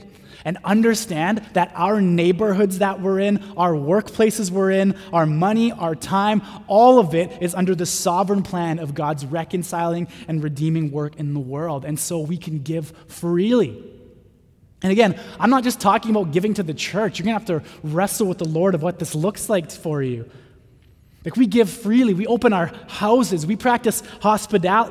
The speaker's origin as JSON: {"language": "English", "town": "North Vancouver", "region": "British Columbia", "country": "Canada", "tie": "born or raised there", "said": "I grew up in North"}